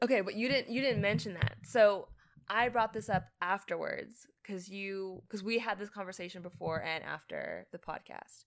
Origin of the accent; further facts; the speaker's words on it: Canada; moved away as an adult; now in United States; I'm Canadian.